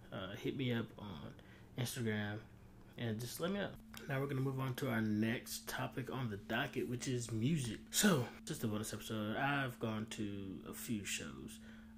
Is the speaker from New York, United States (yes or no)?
no; Hickory, North Carolina, United States; I grew up in Hickory, where Lenore Ryan is